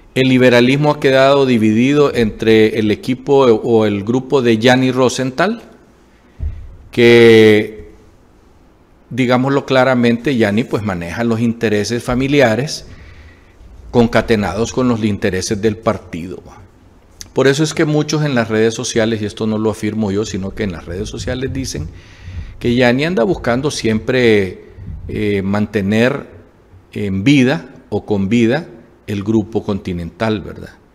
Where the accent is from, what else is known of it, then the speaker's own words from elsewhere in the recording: Honduras; somos el pueblo hondureño